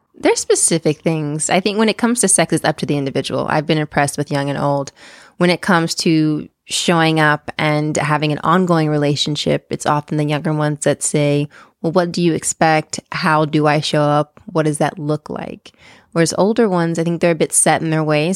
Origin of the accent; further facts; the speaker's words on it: East Coast, United States; moved away; I'm originally from the East Coast.